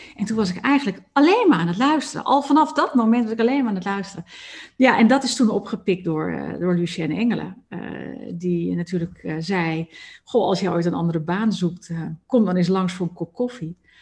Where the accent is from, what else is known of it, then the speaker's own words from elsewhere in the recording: Amsterdam, North Holland, Netherlands; moved away; ik kom nou notabene uit Amsterdam oorsprong, daar ben ik opgegroeid